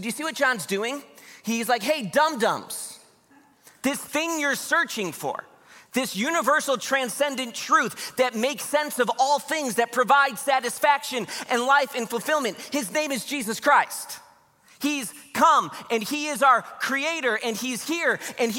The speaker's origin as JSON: {"language": "English", "town": "Grand Haven", "region": "Michigan", "country": "United States", "tie": "born or raised there", "also_born_or_lived": "Wheaton, Illinois", "said": "I was born in Wheaton, Illinois. I grew up in Grand Haven, Michigan"}